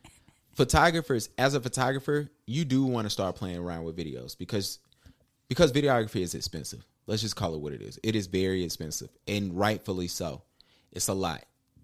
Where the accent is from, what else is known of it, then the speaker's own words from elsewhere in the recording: Huntersville, North Carolina, United States; Hey, I'm from the Ville, man. Y'all know what's up, man.